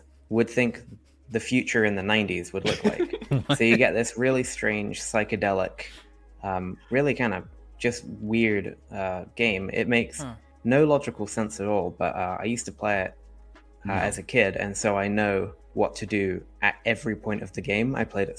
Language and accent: English; Dorset, South West England, United Kingdom; moved away; my hometown in the south of England